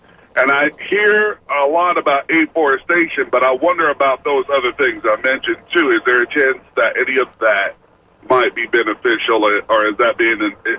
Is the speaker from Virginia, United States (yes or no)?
no; Tampa, Florida, United States; I'm actually from Tampa, but I'm just on the road.